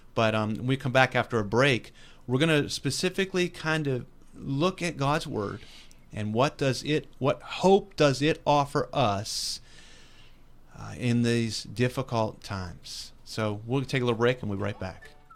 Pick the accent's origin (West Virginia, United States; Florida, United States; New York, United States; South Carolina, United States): West Virginia, United States; born and raised in West Virginia.